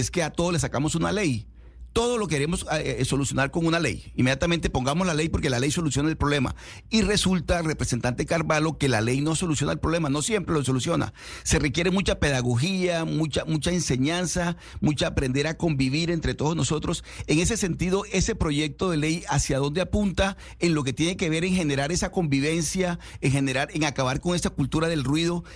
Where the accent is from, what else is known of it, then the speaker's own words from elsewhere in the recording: Colombia; como colombianos